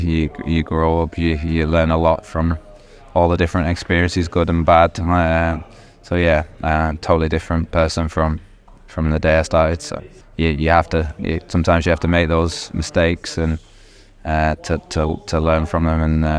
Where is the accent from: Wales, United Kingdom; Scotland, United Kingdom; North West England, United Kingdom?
North West England, United Kingdom; Rochdale; born or raised there